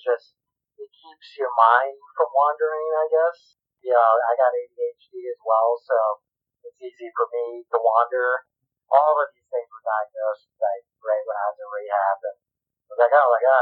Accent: East Coast, United States; moved away as an adult; also born or lived in Jackson Hole, Wyoming / Colorado / Tucson, Arizona; We grew up in the East Coast

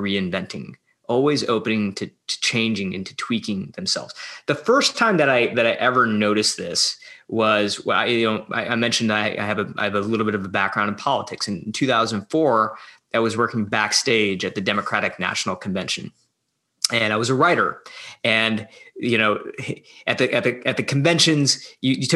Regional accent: Midwest, United States; moved away as an adult; now in San Francisco, United States; I'm originally from the Midwest

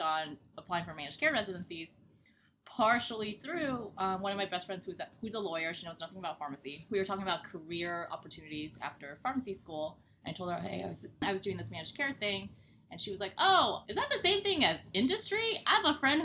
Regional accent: Nashville, Tennessee, United States; accent: twang; moved away as an adult; now in New Jersey, United States; I'm from Nashville, Tennessee, in case you couldn't tell by my little twang.

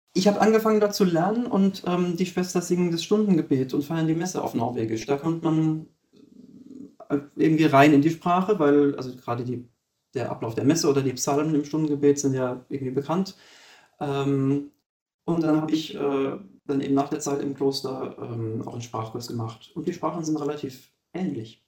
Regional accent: Germany; moved away as an adult; bei uns in Deutschland

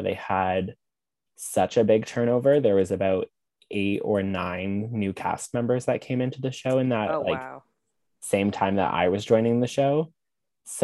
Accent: Brampton, Ontario, Canada; also born or lived in New York, United States; now in Toronto, Canada; I grew up in a small town. Well, it's not small, but it's not like giant city. It's called Brampton

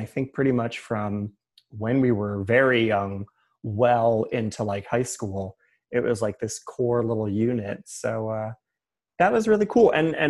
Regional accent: Middletown, New Jersey, United States; Middletown, New Jersey.

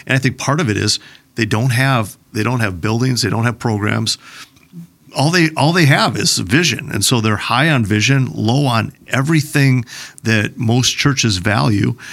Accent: Plymouth, Minnesota, United States; I grew up in Plymouth, Minnesota

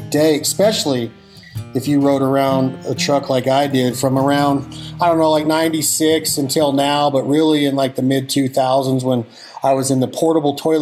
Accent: Yerington, Nevada, United States; my hometown in Yerington, Nevada

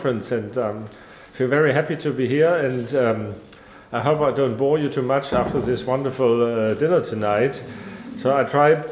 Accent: Saxony, Germany; I come from Saxony

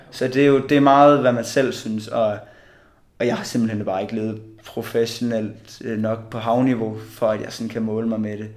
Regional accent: Bjerringbro, Central Denmark Region, Denmark; Jeg øh, kommer fra Bjerringbro

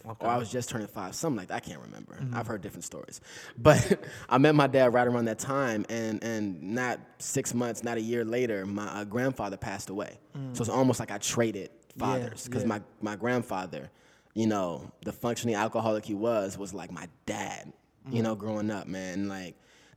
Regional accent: Inglewood, California, United States; I'm from Inglewood, California, man. I grew up right off of Rosecrans and Fremona

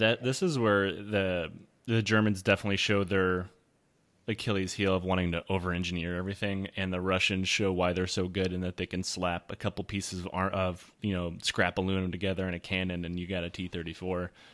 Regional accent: United States; I'm American.

